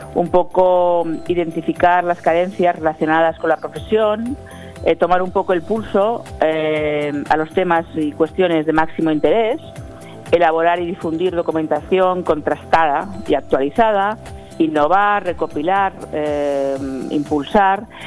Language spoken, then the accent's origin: Spanish; Valencian Community, Spain; de la comunidad valenciana